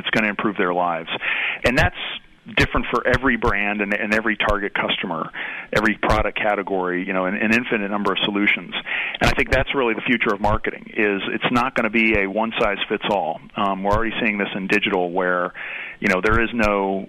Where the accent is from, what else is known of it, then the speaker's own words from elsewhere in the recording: Atlanta, Georgia, United States; now in Cincinnati, United States; I grew up in Atlanta